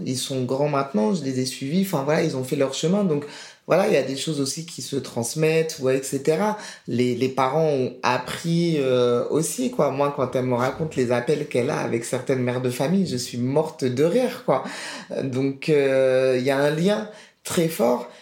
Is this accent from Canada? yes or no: no; France; j'ai été élevé en France, scolarité française